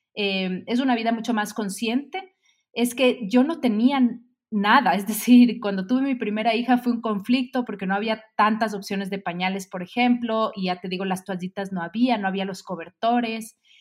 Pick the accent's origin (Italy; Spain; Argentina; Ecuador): Ecuador; Quito, Pichincha; soy quiteña, ecuatoriana